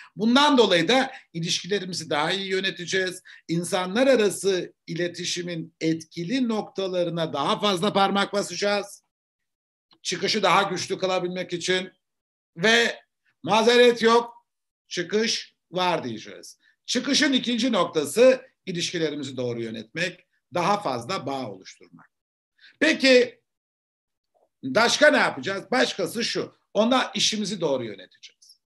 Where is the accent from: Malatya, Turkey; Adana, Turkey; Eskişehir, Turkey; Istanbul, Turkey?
Eskişehir, Turkey; also born or lived in Ankara Polatlı; Eskişehir'de doğdum, büyüdüm.